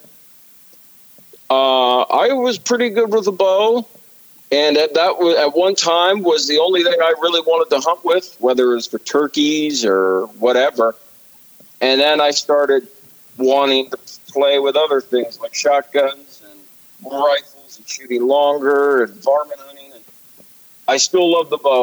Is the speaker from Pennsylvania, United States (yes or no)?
yes; Southeast Pennsylvania, United States; I'm from Southeast PA